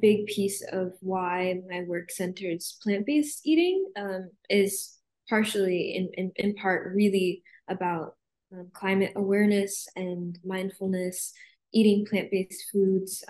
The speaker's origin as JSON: {"language": "English", "region": "Arizona", "country": "United States", "tie": "born or raised there", "moved": "yes", "said": "I grew up in Arizona"}